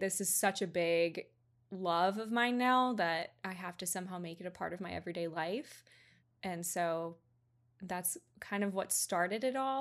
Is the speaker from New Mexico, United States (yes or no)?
no; Georgia, United States; moved away as an adult; now in Orlando, United States; I'm originally from Georgia, um, hometown was very, very small.